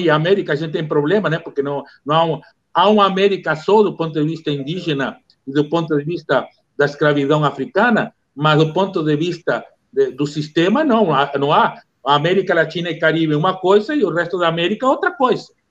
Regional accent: Uruguay; now in Brazil; eu sou uruguaio

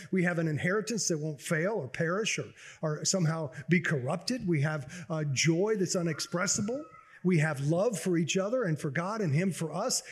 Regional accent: Baton Rouge, Louisiana, United States; growing up in Baton Rouge

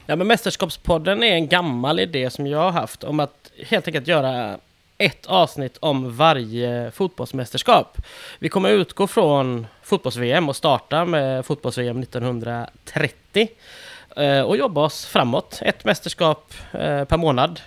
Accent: Sweden; vi är svenskar och det blir en försvenskad ut, mm. ett, ett försvenskat uttal givetvis

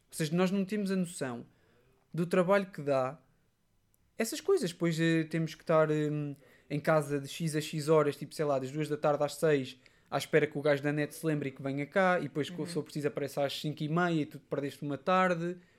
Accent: Portugal; also born or lived in Covilhã, Portugal / Aveiro, Portugal; depois em Queceia, na minha terra natal, também já mudei várias vezes

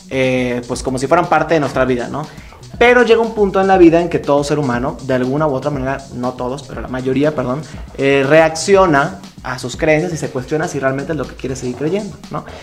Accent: Mérida, Yucatán, Mexico; now in Mexico City, Mexico; soy originario de Mérida, Yucatán. Y me he dedicado hace ya algún tiempo al tema del activismo LGBT. Eh, en mi tierra natal, ahí en Yucatán. Y desde hace un año ya aquí en la Ciudad de México

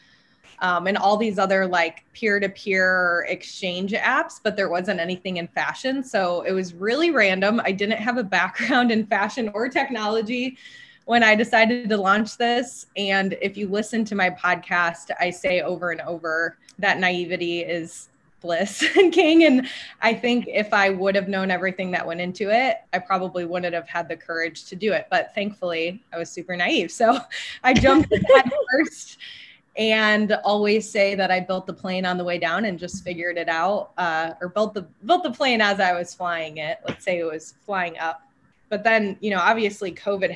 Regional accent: Grand Rapids, Michigan, United States; moved away as an adult; now in Dallas, United States; I grew up in Grand Rapids, Michigan, and I moved to Dallas after I finished my undergrad

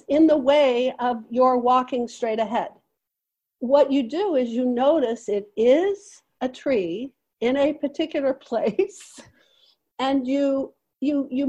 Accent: United States; I'm an American

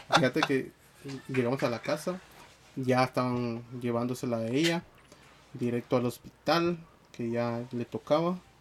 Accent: Guatemala; somos guatemaltecos

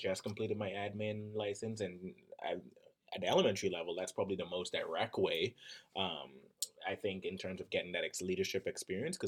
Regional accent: Bahamas; moved away as an adult; now in Minnesota, United States; My background is I'm from the Bahamas originally, and moving here to Minnesota

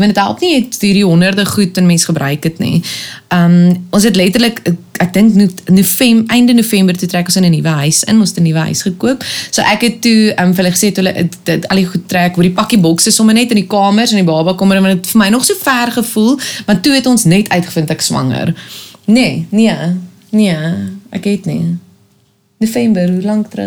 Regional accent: Pretoria, Gauteng, South Africa; also born or lived in Kempton Park / Cape Town; Ek het mense van my tyd in Pretoria um, het ons spandeer, maar ek's gebore in Kempton

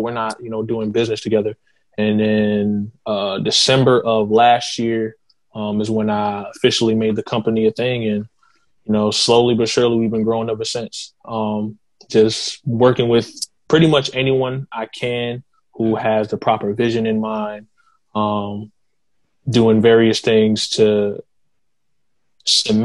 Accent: Kingstree, South Carolina, United States; also born or lived in Boston, Massachusetts / Florence, South Carolina; I moved to King Street when I was 4 years old, and I kind of just been in the area ever since

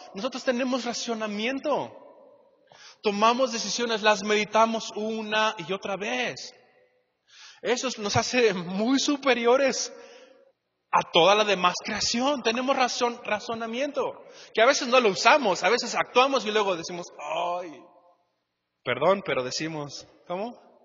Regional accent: Mexico; todos aquí como mexicanos

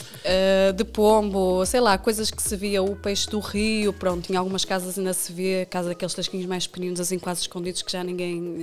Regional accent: Fragoso, Norte, Portugal; moved away as an adult; also born or lived in Viana do Castelo / Lindoso; now in Vila Nova de Famalicão, Portugal; eu nasci em Viana, eh, cresci em Fragoso, eh, vivo atualmente em Famalicão.

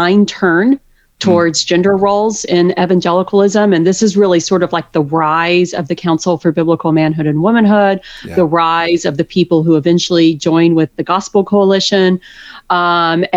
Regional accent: outside of Waco, Texas, United States; I grew up outside of Waco. So so I'm a Texan pretty much through and through

